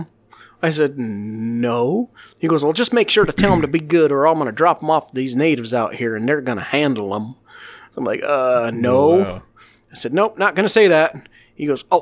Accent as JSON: {"language": "English", "region": "Scotland", "country": "United Kingdom", "moved": "yes", "lives_now": "Arizona, United States"}